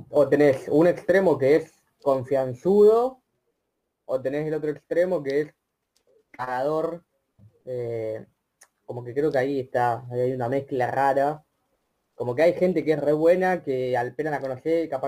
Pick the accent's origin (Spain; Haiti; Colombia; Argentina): Argentina; Sí, argentino porque convengamos que somos los cuatro de Argentina.